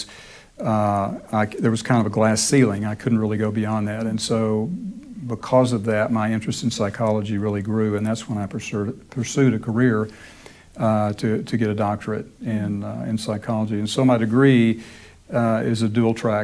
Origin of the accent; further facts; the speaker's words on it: Dallas-Fort Worth area, Texas, United States; moved away as an adult; now in Memphis, United States; I grew up in Texas, in the Dallas-Fort Worth area